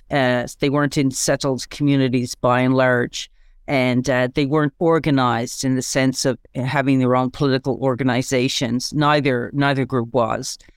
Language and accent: English; Newfoundland and Labrador, Canada; I'm from Newfoundland and Labrador